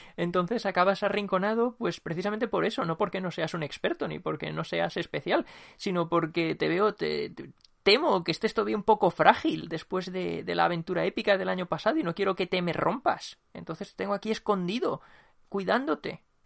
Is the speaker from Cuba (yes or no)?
no; Spain; como somos españoles